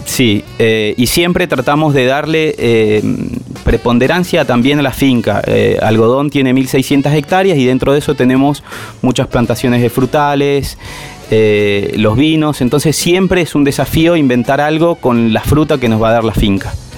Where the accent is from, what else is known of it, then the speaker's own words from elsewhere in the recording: Buenos Aires, Argentina; moved away as an adult; also born or lived in Mendoza; now in San Rafael, Argentina; yo soy de Buenos Aires, hace 15 años que estoy en Mendoza